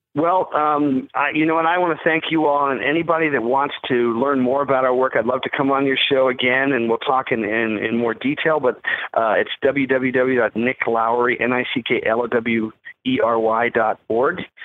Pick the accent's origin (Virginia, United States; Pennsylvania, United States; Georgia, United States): Virginia, United States; McLean; also born or lived in London, England; I grew up in, in Northern Virginia, in McLean, Virginia.